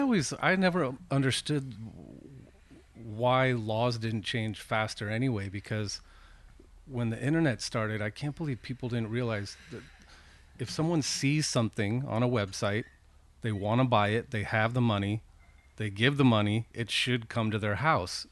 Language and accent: English; Petaluma, California, United States; I grew up here. I grew up here in Petaluma.